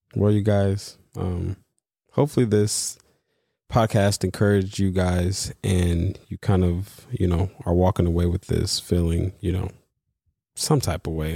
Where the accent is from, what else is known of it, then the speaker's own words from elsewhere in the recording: East Coast, New York, United States; moved away as an adult; also born or lived in Los Angeles; I'm from the East Coast